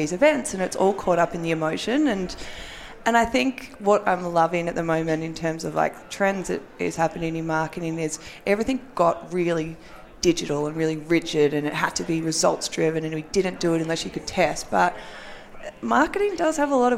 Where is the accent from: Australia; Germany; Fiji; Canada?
Australia; accent: Australian; moved away as an adult; now in United States; I'm Australian. And so we were doing this in Australia for a year before we moved over here